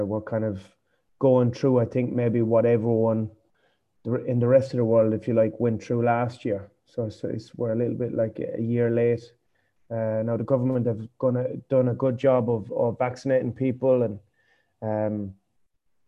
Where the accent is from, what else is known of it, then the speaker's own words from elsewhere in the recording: Foynes, Munster, Ireland; moved away as an adult; now in Cambodia; I'm from Fines, a really small place in West Limerick.